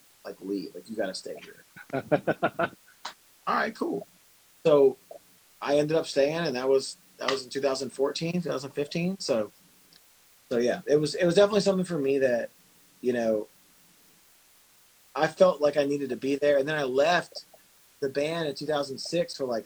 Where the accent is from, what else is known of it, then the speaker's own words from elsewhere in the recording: Memphis, Tennessee, United States; I'm from Memphis, Tennessee, so I grew up in a neighborhood that most wouldn't drive through with their doors locked